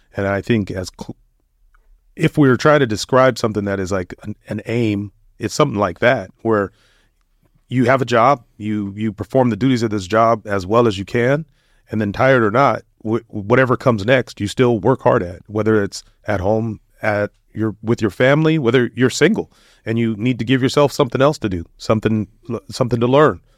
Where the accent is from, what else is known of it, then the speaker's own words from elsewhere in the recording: United States; growing up in the United States